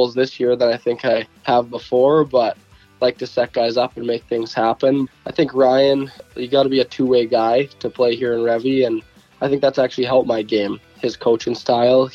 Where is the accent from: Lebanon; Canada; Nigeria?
Canada; Red Deer, Alberta; I grew up in Red Deer, Alberta